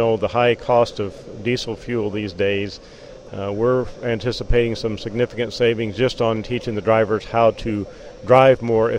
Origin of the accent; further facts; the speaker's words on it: Globe, Arizona, United States; I'm from the Globe area, which is in the eastern mountains of the state of Arizona.